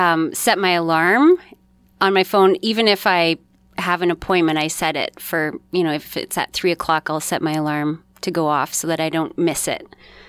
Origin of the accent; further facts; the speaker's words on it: Manitoba, Canada; born there; now in Kenora, Canada; I'm originally born in Manitoba, but I lived in a lot of places across Canada growing up, and I never lived in a place more than 3 years until I moved to Kenora.